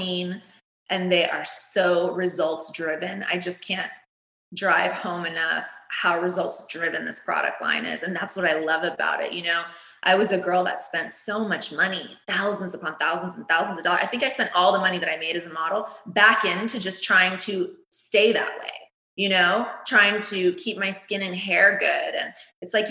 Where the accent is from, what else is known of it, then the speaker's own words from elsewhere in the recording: Cocoa Beach, Florida, United States; also born or lived in New York; now in Los Angeles, United States; When I was little, I grew up in Cocoa Beach, Florida, super sunny, hot all the time